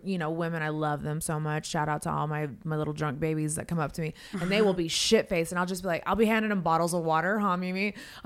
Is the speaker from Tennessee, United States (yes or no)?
no; Las Vegas, Nevada, United States; I grew up in Vegas so I'm used to like slot machines